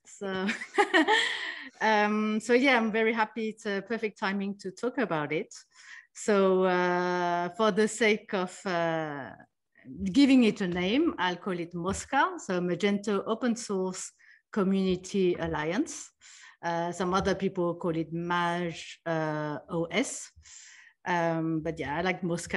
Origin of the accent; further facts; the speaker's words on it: France; moved away as an adult; also born or lived in New York, United States / Taiwan / Sydney, Australia / Zurich, Switzerland; I was born in France, and, uh, I grew up there